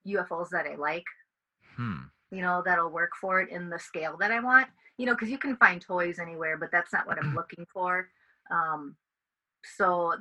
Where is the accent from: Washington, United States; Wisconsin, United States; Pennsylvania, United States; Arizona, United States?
Wisconsin, United States; also born or lived in California / New York; I'm from Wisconsin my whole life. I've lived in a few other places, California, New York, but my home is here in Wisconsin.